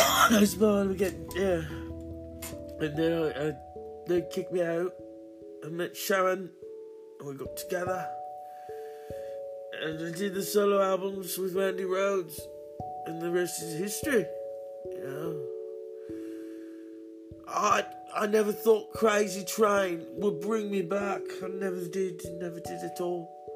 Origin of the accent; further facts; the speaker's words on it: Birmingham, West Midlands, United Kingdom; when I was growing up in Astor, Birmingham, in England, I wanted to be